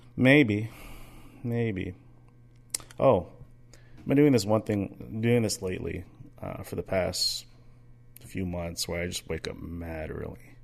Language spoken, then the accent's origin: English; Daly City, California, United States; now in Minnesota, United States; growing up in Daly City